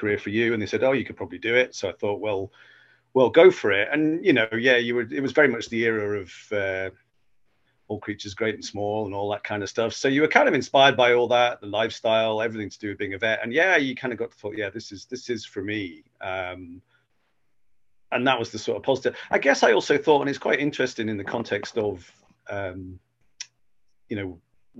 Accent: Cheshire, North West England, United Kingdom; moved away as an adult; also born or lived in Edinburgh, Scotland; now in Dumfries, United Kingdom; I was from Cheshire originally

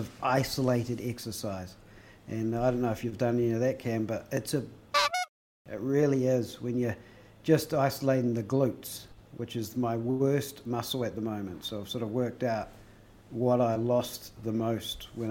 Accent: Christchurch, Canterbury, New Zealand; we're both from Christchurch

